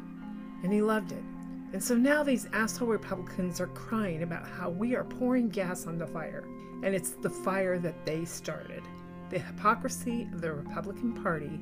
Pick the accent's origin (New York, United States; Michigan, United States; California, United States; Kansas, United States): Kansas, United States; I grew up in Kansas. I was born on the Missouri side of Kansas City, and then we moved to Kansas